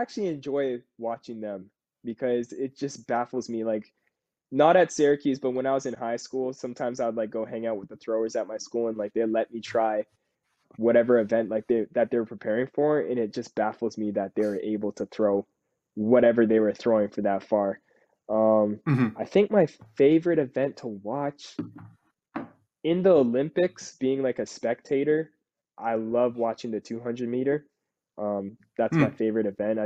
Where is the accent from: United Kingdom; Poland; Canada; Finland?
Canada; we're both Canadian